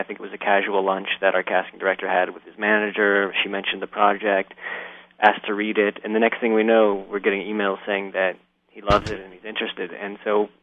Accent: Berkeley, California, United States; I grew up in Berkeley, and I was born into a commune

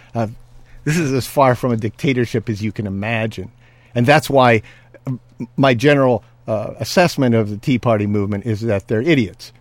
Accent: California, United States; I'm a Californian

